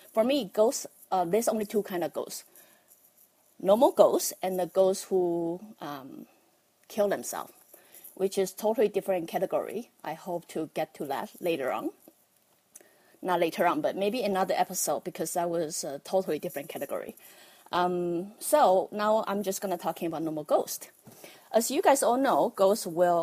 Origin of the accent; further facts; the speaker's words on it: Taiwan; accent: Taiwanese; I'm from Taiwan. That's why you have to bear with my Taiwanese accent